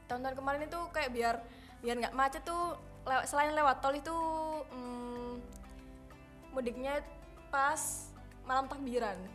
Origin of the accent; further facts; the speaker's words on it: Sidoarjo, East Java, Indonesia; born there; aku doang yang lahir di sidoarjo